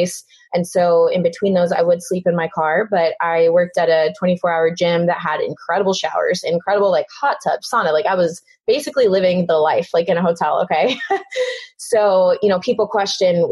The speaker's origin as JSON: {"language": "English", "town": "Houston", "region": "Texas", "country": "United States", "tie": "born or raised there", "said": "I grew up in Houston, Texas."}